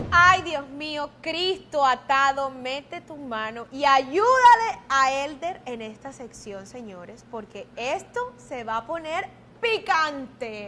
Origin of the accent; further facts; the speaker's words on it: Caribbean coast, Colombia; como diríamos en la costa